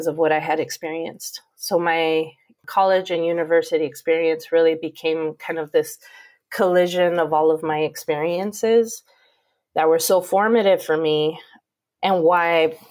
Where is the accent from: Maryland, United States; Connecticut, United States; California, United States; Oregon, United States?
California, United States; Pomona; now in Arizona, United States; growing up in Pomona and growing up in the 80s and 90s